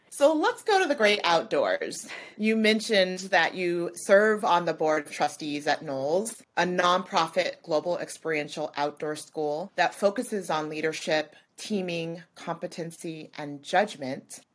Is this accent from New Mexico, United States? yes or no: yes; New Mexico, United States; now in California, United States; I'm from New Mexico, so I grew up in the desert